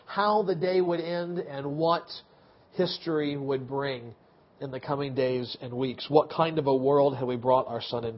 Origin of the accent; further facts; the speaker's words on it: United States; as an American